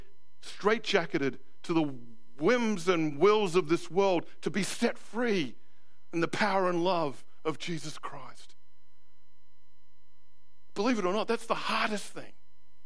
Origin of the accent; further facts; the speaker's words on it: Australia; moved away as an adult; now in New Zealand; as an Aussie, the residency doesn't work because I've come in here after a certain time.